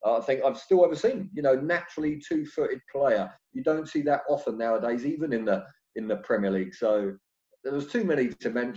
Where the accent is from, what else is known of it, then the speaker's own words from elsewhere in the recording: Bracknell, South East England, United Kingdom; also born or lived in Reading; I was a local boy, obviously. You know, I grew up in Bracknell. I went to school in Bracknell. I was born in Reading.